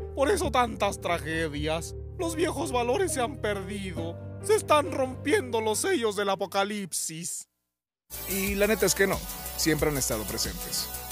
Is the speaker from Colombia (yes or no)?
no; Mexico